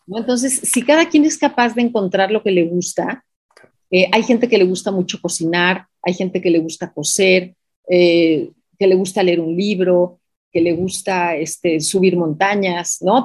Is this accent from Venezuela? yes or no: no; Mexico; also born or lived in Mexico City; leemos como mexicanos